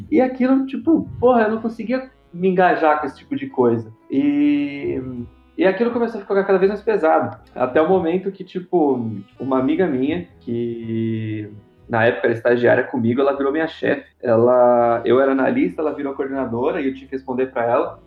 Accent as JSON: {"language": "Portuguese", "region": "São Paulo", "country": "Brazil", "said": "Eu sou aqui de São Paulo"}